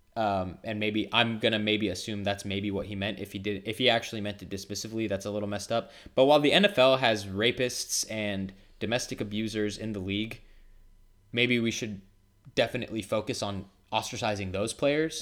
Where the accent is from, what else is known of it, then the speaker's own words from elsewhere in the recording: Houston, Texas, United States; also born or lived in Lebanon; I was born in Houston